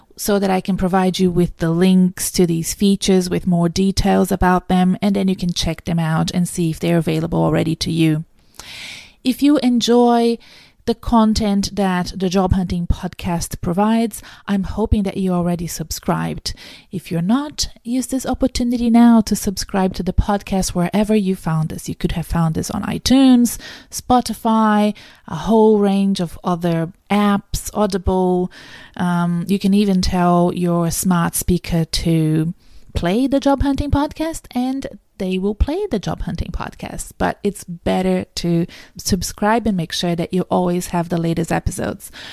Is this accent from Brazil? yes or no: yes; Brazil; now in Australia; I'm from Brazil